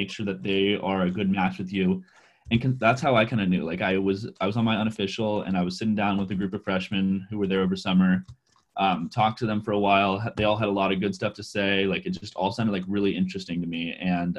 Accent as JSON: {"language": "English", "region": "California", "country": "United States", "also_born_or_lived": "Iowa", "moved": "as an adult", "said": "you're in California like me"}